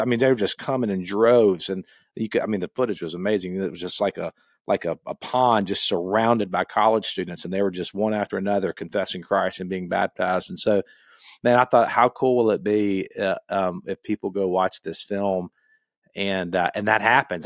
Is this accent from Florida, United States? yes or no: yes; Gainesville, Florida, United States; I grew up in Gainesville